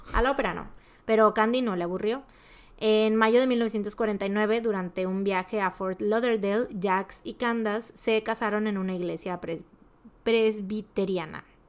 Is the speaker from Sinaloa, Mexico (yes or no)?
no; Veracruz, Mexico; nosotros igual y como jarochos lo mencionamos muy así